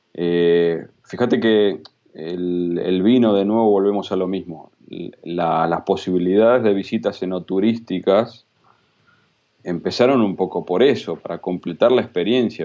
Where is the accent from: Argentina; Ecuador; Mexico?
Argentina; now in Spain; como argentinos